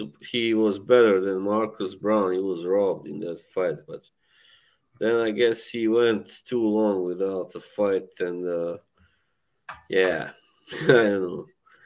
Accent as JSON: {"language": "English", "country": "Bosnia & Herzegovina", "said": "I'm from Bosnia, Herzegovina. As my kind of nickname kind of alludes"}